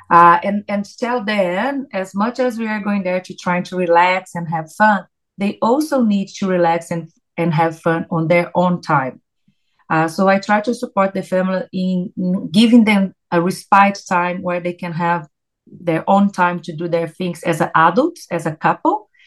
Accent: Brazil; English is a second language; moved away; I came from Brazil back in 2006.

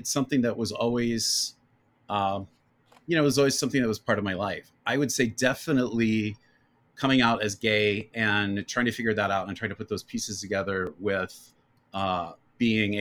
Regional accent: Northern Kentucky, United States; moved away; I grew up in Northern Kentucky, which is part of the greater Cincinnati area.

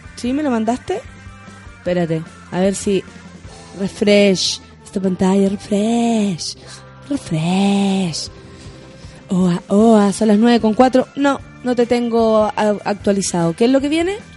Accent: Chile; como chilenos

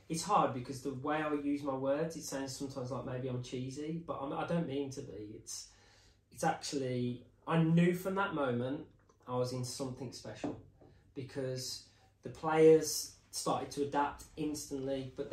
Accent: England, United Kingdom; it's just part of my psyche being probably English is that it's like a little bit uncomfortable sometimes when people call your name.

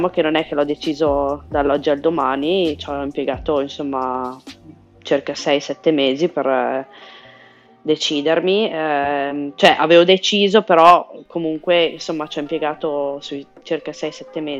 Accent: Italy; moved away; Eh, allora, sono, me ne sono andata dall'Italia perché volevo imparare bene l'inglese

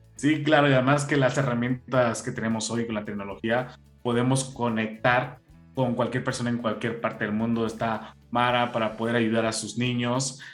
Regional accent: Mexico; Sabemos que como mexicanos

